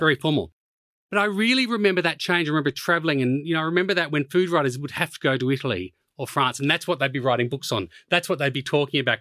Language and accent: English; Melbourne, Victoria, Australia; moved away as an adult; also born or lived in Japan; now in London, United Kingdom; I was brought up in Melbourne